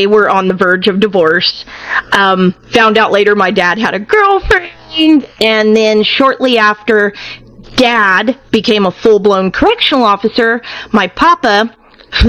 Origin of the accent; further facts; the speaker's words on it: California, United States; now in Arkansas, United States; I am originally from California, but I currently live in Arkansas